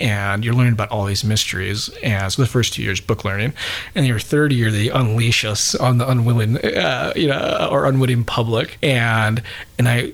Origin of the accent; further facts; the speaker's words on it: Utah, United States; moved away; also born or lived in Bowling Green, Kentucky; I grew up in Utah originally